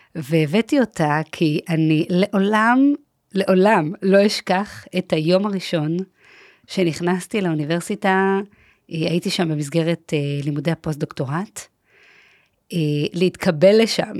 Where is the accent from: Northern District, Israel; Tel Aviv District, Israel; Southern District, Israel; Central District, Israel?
Tel Aviv District, Israel; Herzliya; השכונה שגדלתי בה הייתה שכונת נווה עמל, שביב, בהרצליה